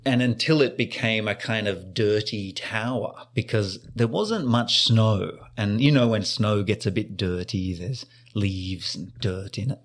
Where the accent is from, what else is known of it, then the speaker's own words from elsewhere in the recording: Australia; moved away; I grew up in Australia, the land of sun and sand